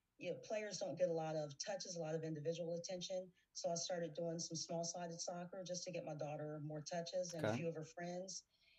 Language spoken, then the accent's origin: English; Cincinnati, Ohio, United States; moved away as an adult; also born or lived in Pittsburgh, Pennsylvania; now in Indianapolis, United States; Born, grew up in Cincinnati, Ohio.